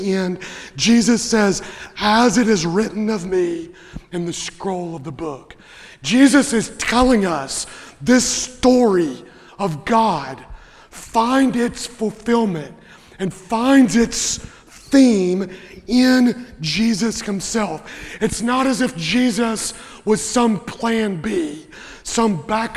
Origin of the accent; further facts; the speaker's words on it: Western Kentucky, United States; I grew up in Western Kentucky